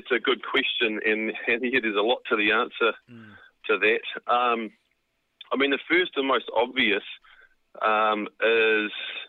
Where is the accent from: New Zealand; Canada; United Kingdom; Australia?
New Zealand; Waikato; I grew up in the Waikato on a farm there, backed onto the Kaimais there